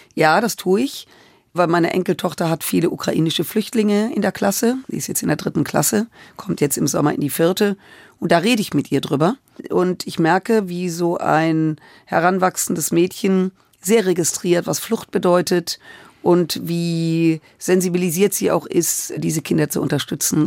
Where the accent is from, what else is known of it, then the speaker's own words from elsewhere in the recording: Germany; wir in Deutschland und als Deutsche